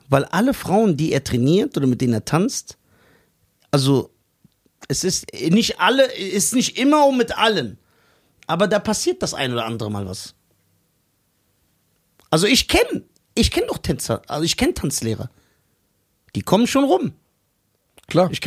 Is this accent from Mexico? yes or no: yes; Mexico; Und deswegen, ich bin doch Mexikaner. Ich weiß doch, wie der Hase läuft.